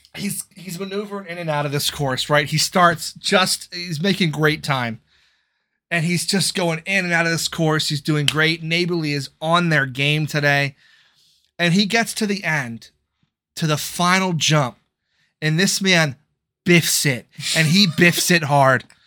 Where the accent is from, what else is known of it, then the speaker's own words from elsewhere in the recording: United States; I am American